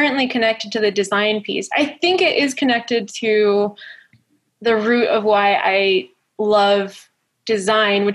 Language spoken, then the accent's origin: English; Florida, United States; I was born in Florida